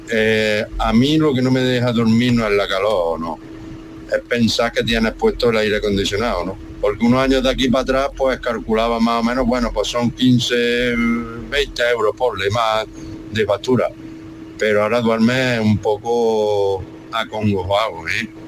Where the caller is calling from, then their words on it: Seville, Andalusia, Spain; soy …